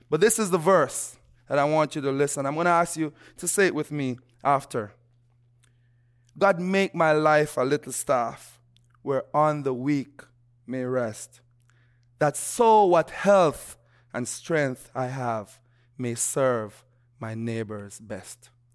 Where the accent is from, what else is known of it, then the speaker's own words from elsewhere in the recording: Jamaica; moved away; growing up in Jamaica